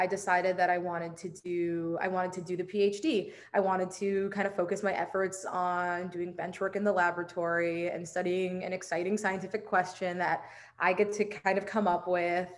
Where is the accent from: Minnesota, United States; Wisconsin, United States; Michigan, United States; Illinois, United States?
Illinois, United States; Chicago; moved away as an adult; also born or lived in Georgia; now in New York City, United States; I was born in Chicago and was raised just outside of Chicago